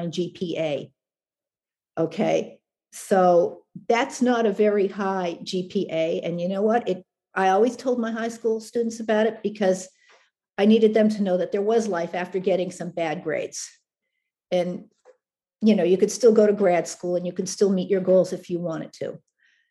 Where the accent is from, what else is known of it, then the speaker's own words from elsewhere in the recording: Canada; now in United States; I was born in Canada